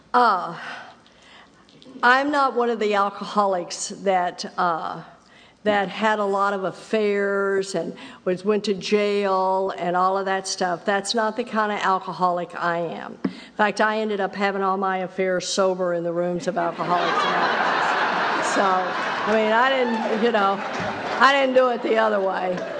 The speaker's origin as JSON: {"language": "English", "region": "Texas", "country": "United States", "tie": "born or raised there", "said": "I grew up in Texas, and I grew up right where they took the Bible Belt and gave it an extra pull"}